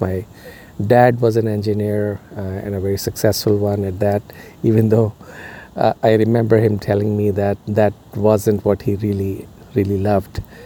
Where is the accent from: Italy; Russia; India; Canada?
India; moved away as an adult; now in United States; where I was growing up in India